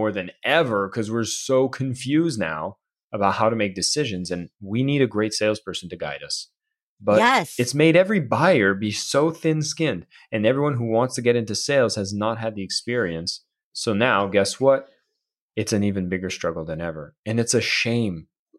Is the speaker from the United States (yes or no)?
no; Canada; And I'm from Canada, so you know, everyone's kind of friendly, right?